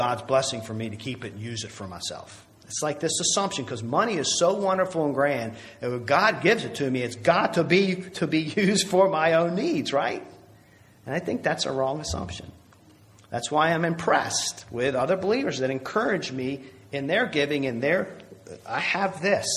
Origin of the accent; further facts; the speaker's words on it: United States; as American Christians